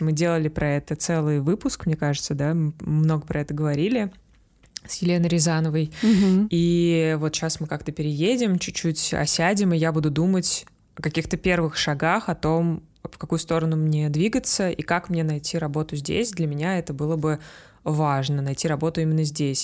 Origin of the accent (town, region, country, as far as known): Russia; moved away